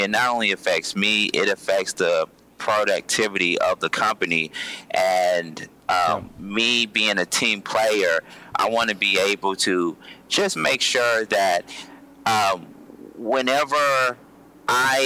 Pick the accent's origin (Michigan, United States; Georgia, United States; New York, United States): Georgia, United States; Columbus; I'm from Columbus, Georgia